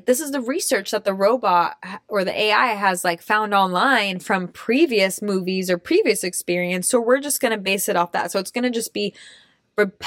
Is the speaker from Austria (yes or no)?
yes; Austria; moved away; I grew up in Austria